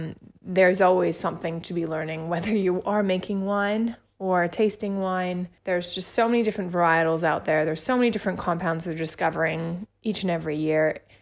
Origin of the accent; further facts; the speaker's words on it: Indonesia; also born or lived in Australia; I spent a lot of time growing up in Australia because I was born and raised in Indonesia.